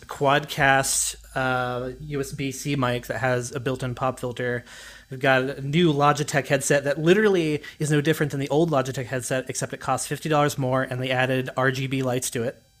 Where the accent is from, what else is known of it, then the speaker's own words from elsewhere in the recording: Gallipolis, Ohio, United States; moved away as an adult; also born or lived in Athens, Ohio; now in Austin, United States; I was originally from Gallipolis, Ohio, which, if anybody doesn't know, is way down in the ass crack of Appalachia